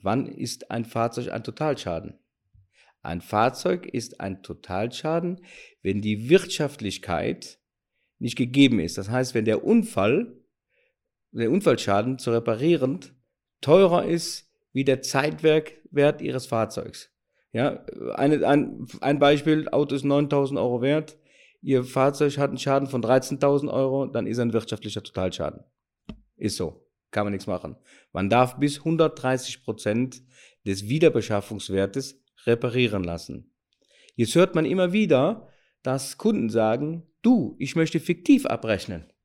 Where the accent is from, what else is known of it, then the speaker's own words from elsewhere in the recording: Cologne, North Rhine-Westphalia, Germany; accent: Cologne dialect; Wie so gut vom, vom, vom Dialekt hören, komme ich aus Köln.